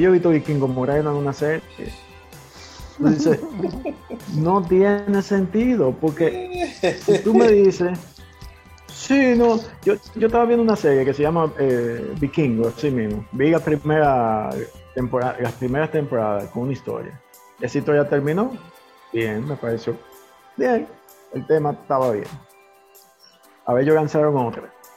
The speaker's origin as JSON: {"language": "Spanish", "country": "Dominican Republic", "said": "aquí somos dominicanos"}